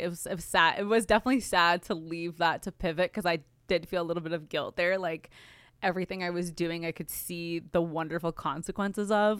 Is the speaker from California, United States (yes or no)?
yes; Glendale, California, United States; I'm from Glendale, California, which is, like, it's, it's L